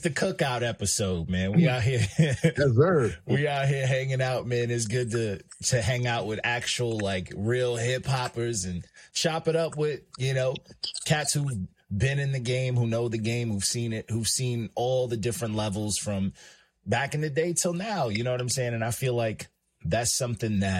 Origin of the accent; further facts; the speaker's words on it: New York, United States; I'm from New York